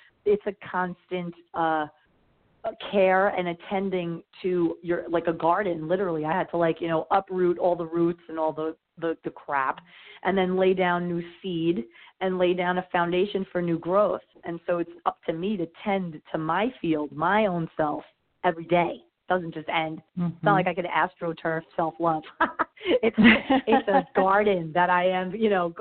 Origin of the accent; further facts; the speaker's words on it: New York, United States; moved away as an adult; also born or lived in New Jersey; now in Miami, United States; I'm from New York